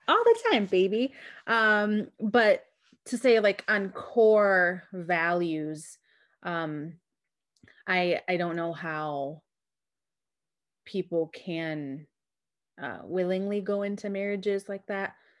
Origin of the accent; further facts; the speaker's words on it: Chicago, Illinois, United States; as a Chicagoan